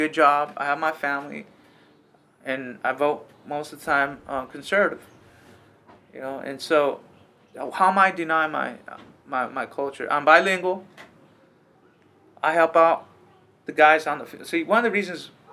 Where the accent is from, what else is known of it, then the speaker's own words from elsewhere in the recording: California, United States; I grew up in the valley, picking grapes, picking tomatoes, pruning the fields